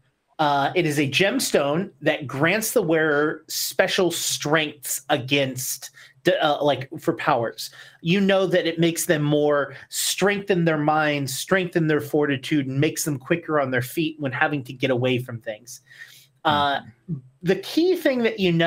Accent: United States; As an American

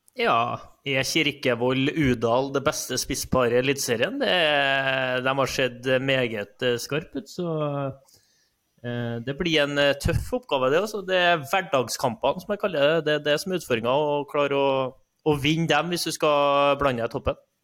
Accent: Trondheim, Trøndelag, Norway; jeg er oppvokst i Trondheim

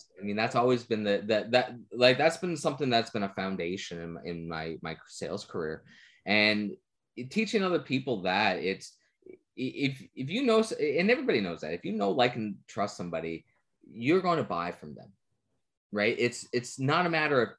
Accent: Newfoundland and Labrador, Canada; I'm a Newfoundlander.

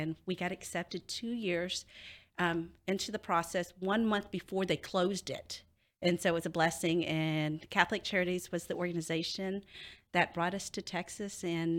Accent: Cambodia; now in United States; So I was a refugee from Cambodia. So I don't know if a lot of you guys know, the Khmer Rouge invaded Cambodia. And during that time, my family had to flee our own country because they were bombing it.

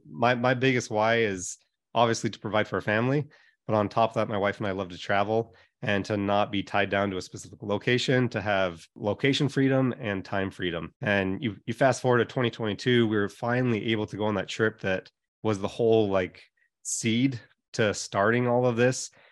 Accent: Hawaii, United States; moved away; I grew up in Hawaii.

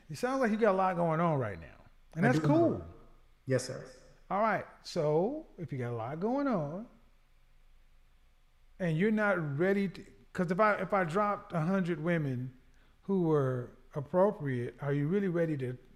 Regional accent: the South, United States; I'm from the South.

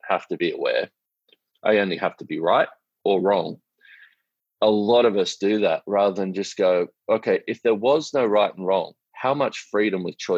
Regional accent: Australia; I'm an Australian man

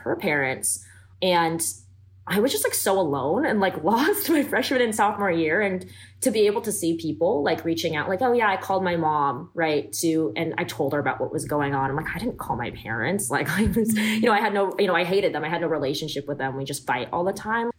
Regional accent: Davis, California, United States; also born or lived in Los Angeles, California; I grew up in Davis

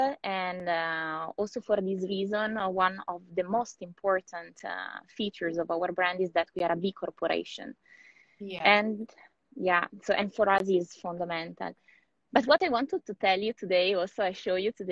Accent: Italy; I'm, as you can see, in the opposite side of the world, because I'm from Italy

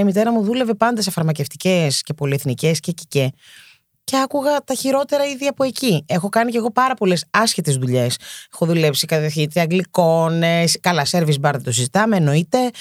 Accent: Athens, Attica, Greece; Γεννήθηκα και μεγάλωσα στην Κυψέλη. Ναι, είμαι παιδί του κέντρου. Κέντρο Αθήνα

